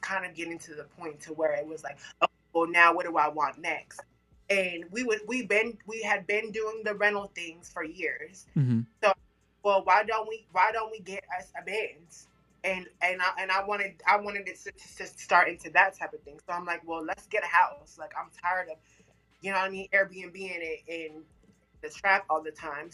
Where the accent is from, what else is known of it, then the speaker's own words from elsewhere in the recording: Sacramento, California, United States; I'm from Sacramento